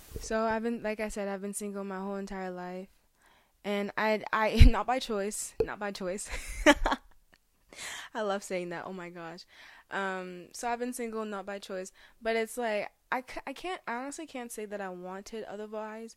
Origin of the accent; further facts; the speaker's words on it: Cameroon; now in Canada; I was born in Cameroon